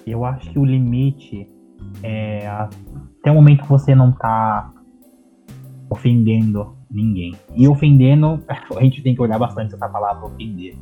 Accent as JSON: {"language": "Portuguese", "region": "São Paulo", "country": "Brazil", "said": "eu sou de São Paulo, sou comunicador"}